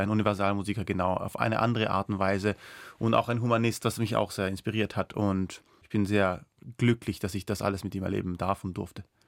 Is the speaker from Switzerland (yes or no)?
no; Austria; first language Persian; German is a second language; Ich als Österreicher